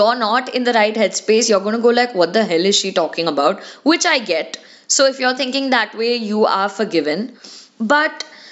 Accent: India; being Indian kids

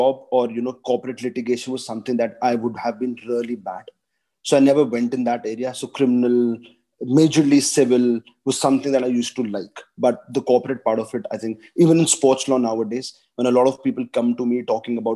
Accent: Dehradun, Uttarakhand, India; moved away as an adult; also born or lived in Delhi / Gujarat; I come from Dehradun, where the sports culture is extremely, extremely, sophisticated, and everybody loves to play.

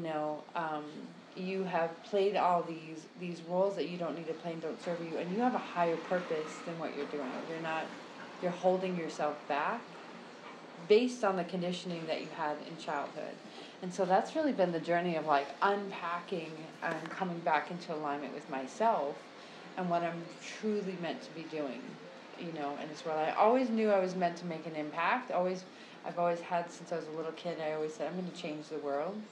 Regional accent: United States; now in Brazil; I'm located in Brazil since you asked that question, but I am American.

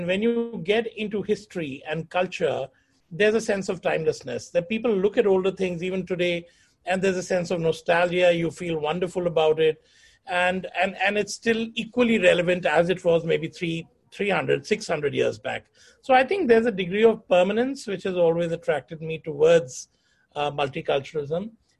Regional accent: Jodhpur, Rajasthan, India; born there; also born or lived in Delhi / Chandigarh / Pune / Lucknow; I was born in Jodhpur, and from there moved to Delhi, from Delhi to Chandigarh, then Chandigarh to Pune, Pune to Lucknow, and then back to Chandigarh.

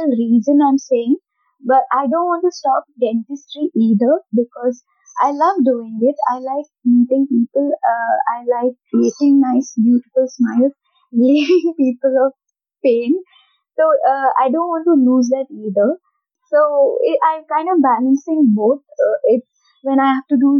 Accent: North Karnataka, India; I'm from North Karnataka

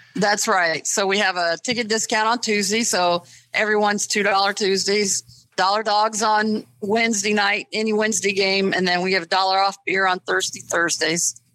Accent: Springfield, Ohio, United States; moved away as an adult; also born or lived in East Coast; I'm originally from Springfield, Ohio

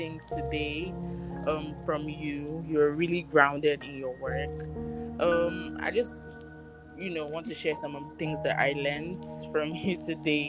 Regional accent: Nigeria; I'm from Nigeria

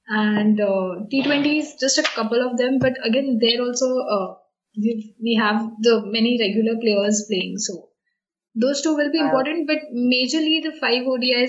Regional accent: India; Being an Indian fan, I want them to win this. Anything against Australia is something like we Indian fans want to win it.

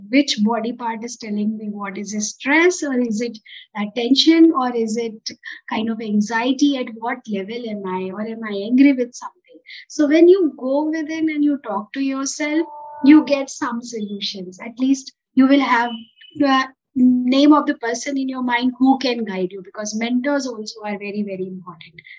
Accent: Uttar Pradesh, India; I come from Eastern UP.

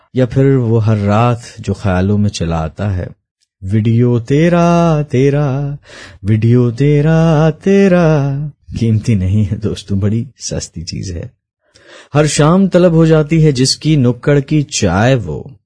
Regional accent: Port Blair, Andaman and Nicobar Islands, India; मैं port player Andaman Nicobar द्वीप समूह में पला बड़ा हूँ

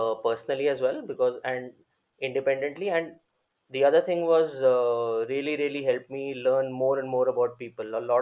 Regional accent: Delhi, India; born and brought up in Delhi, and I did my schooling my entire life in Delhi

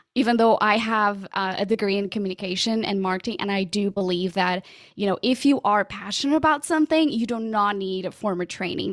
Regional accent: Portugal; first language Portuguese; English is a second language; moved away as an adult; also born or lived in London, United Kingdom; now in United States; I'm originally from Portugal.

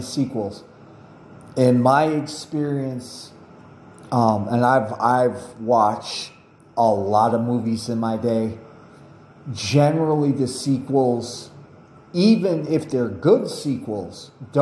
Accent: United States; I'm American

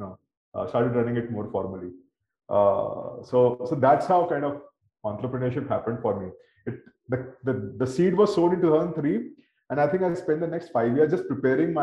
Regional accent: Delhi, India; also born or lived in Dehradun, Uttarakhand / Ahmedabad; Up till class 4th, I was in Dehradun. Okay. Dad was in CMC, so I was in Dehradun doing schooling there. In 4th, I came to Delhi and went to Hansraj Model School. That's where I finished schooling

